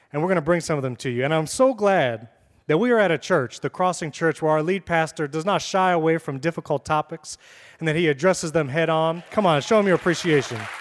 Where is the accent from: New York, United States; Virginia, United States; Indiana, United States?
New York, United States; moved away as an adult; now in Florida, United States; I'm from New York